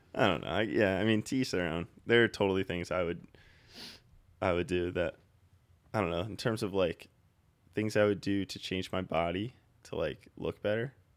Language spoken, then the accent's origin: English; New Jersey, United States; moved away as an adult; now in Philadelphia, United States; we're from Jersey. We all moved into Philly now.